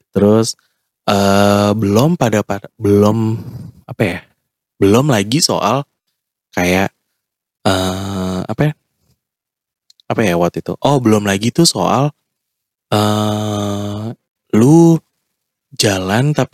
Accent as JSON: {"language": "Indonesian", "region": "Jakarta", "country": "Indonesia", "tie": "born or raised there", "said": "ya gue lahir dan besar di Jakarta gitu maksudnya"}